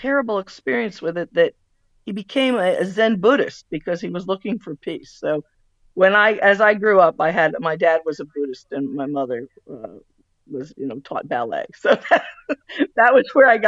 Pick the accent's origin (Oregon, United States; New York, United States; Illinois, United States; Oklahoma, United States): New York, United States; North Salem; also born or lived in Manhattan, New York; I grew up in North Salem, New York, which is about 60 miles north of New York City